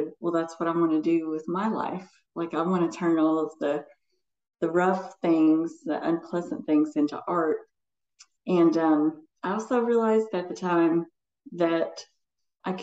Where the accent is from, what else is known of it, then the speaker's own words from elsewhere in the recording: Morehead, Kentucky, United States; also born or lived in Madison County, Kentucky; I grew up in outside of Moorhead in Eastern Kentucky